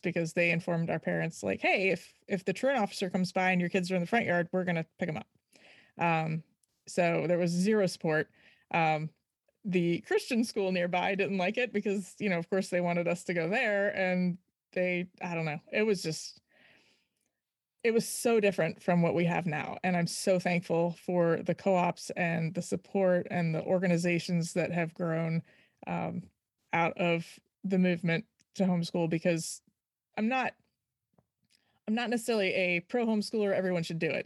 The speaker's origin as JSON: {"language": "English", "region": "Virginia", "country": "United States", "tie": "born or raised there", "also_born_or_lived": "Florida / Maryland", "said": "I grew up in Virginia"}